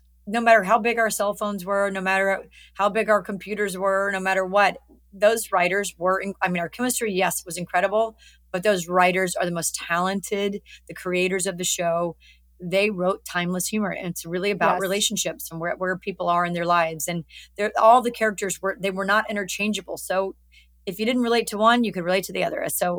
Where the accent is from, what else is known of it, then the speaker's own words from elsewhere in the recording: Alabama, United States; moved away; I look better in the South. I'm from Alabama. I love it.